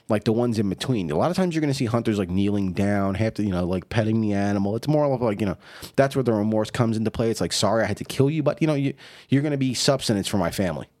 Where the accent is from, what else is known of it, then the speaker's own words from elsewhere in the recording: New York City, New York, United States; I grew up in New York City